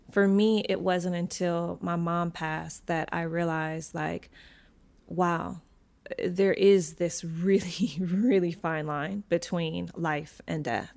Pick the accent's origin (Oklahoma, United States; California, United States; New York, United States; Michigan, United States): Michigan, United States; moved away; my hometown of Michigan